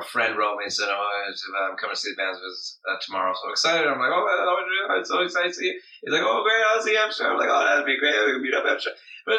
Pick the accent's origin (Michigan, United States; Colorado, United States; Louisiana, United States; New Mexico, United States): Michigan, United States; Detroit; moved away as an adult; now in New York, United States; Yes, I was born in Detroit. I live in Detroit. I came to New York. In May of 2012.